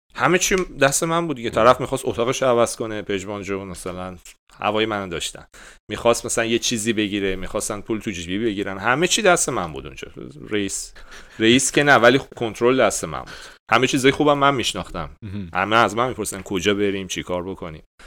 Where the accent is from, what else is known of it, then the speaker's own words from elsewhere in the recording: Iran; گفتیم ایرانی